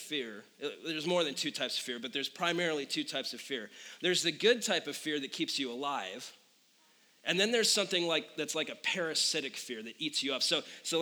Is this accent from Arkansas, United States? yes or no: no; Phoenix, Arizona, United States; moved away; born and raised in Phoenix